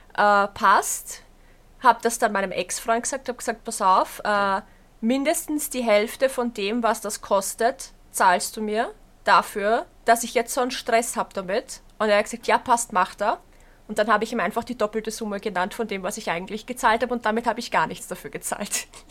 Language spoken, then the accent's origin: German; Berndorf, Lower Austria, Austria; bei uns in Berndorf